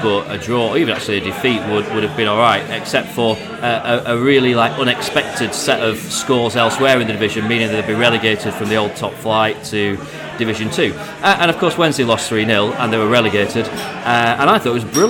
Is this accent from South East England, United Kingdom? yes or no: no; Barnsley, Yorkshire and the Humber, United Kingdom; I grew up in Barnsley